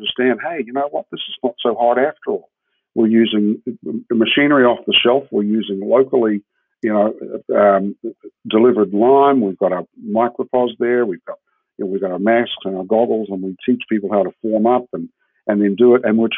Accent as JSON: {"language": "English", "country": "New Zealand", "also_born_or_lived": "Switzerland", "moved": "as an adult", "lives_now": "Jacksonville, United States", "said": "I'm a Kiwi and I come from a country of 60 million sheep"}